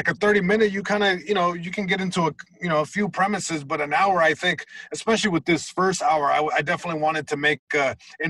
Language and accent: English; Long Beach, California, United States; just growing up in Long Beach, you know. You know, there's hoods everywhere, and I grew up in a very specific hood, you know, east side Long Beach